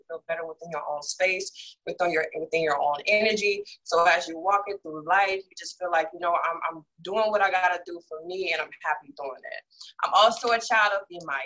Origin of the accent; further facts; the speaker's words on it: Gulfport, Mississippi, United States; now in Georgia, United States; I am originally from Gulfport, Mississippi. I currently reside in Georgia.